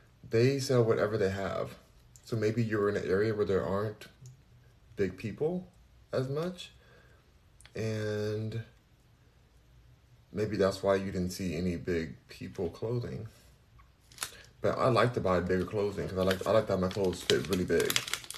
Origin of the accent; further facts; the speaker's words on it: Cincinnati, Ohio, United States; Only because I'm from Cincinnati.